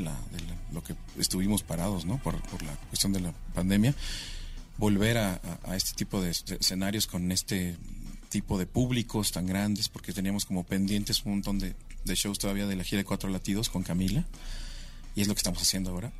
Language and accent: Spanish; Mexico City, Mexico; Mi ciudad, donde nací. Siempre es una cosa maravillosa tocar en donde naciste